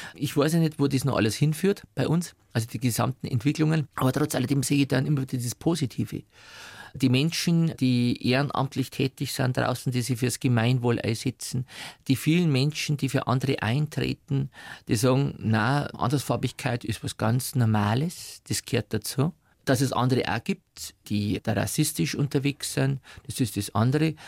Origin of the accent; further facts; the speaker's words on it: Upper Palatinate, Bavaria, Germany; now in Munich, Germany; Geprägt haben mich meine Kindheit in der Oberpfälzer Diaspora